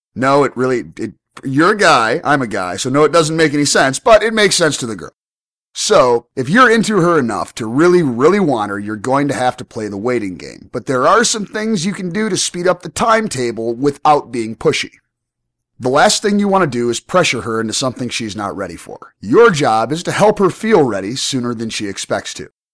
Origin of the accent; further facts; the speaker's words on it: United States; I'm obviously American